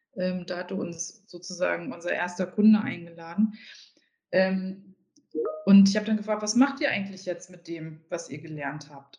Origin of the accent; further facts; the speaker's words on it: Harz, Germany; Ich komme ja aus dem Harz